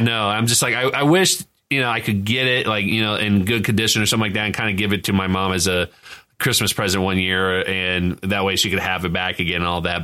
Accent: Indiana, United States; we're all from Indiana

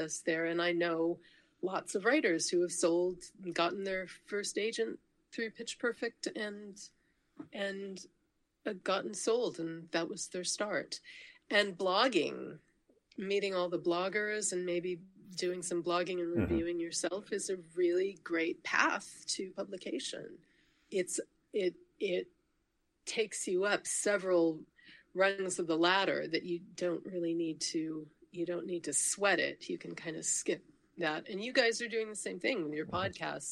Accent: United States; I'm an American

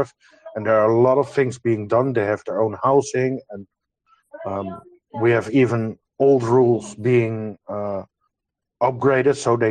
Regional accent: Netherlands; I'm from the Netherlands

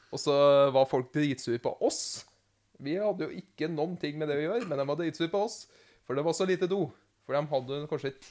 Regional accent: Namsos, Trøndelag, Norway; Jeg kommer fra Namsos med tog først. Jeg er namsosing.

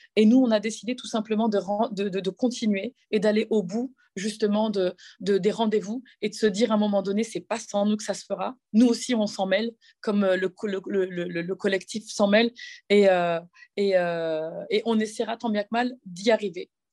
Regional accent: Cergy, Île-de-France, France; j'ai grandi dans un quartier populaire qui s'appelle le quartier de la Croix-Petit à Cergy

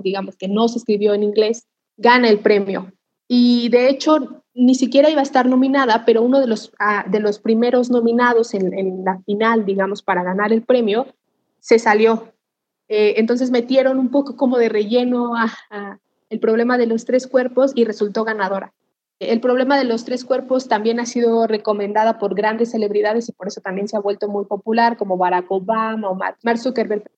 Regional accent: Mexico; nosotros como mexicanos

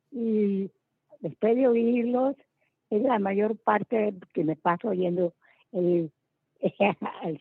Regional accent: Mexicali, Baja California, Mexico; Nací en Mexicali, Baja California.

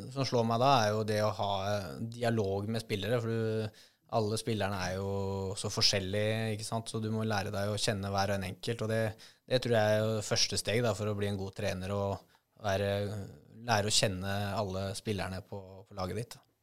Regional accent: Norway; her hjemme i Norge

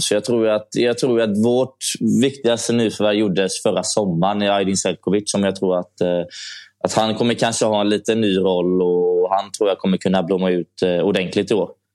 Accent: Gothenburg, Västra Götaland, Sweden; jag är från Göteborg, så jag var hemma i Göteborg hela tiden

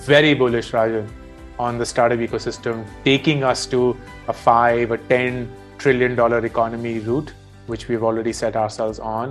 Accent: India; growing up in India in the 1980s

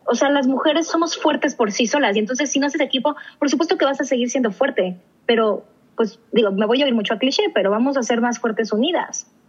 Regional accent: Mexico; yo decidí regresarme a México

